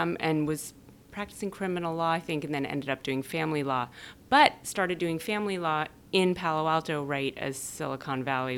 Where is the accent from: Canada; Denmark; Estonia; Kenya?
Denmark; born there; I was born in Denmark. My mother's Danish. My dad is a New Jersey Jew.